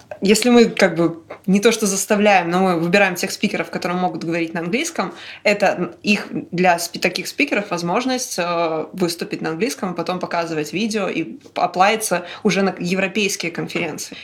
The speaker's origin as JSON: {"language": "Russian", "region": "Minsk", "country": "Belarus", "tie": "born or raised there", "said": "я родилась в Минске"}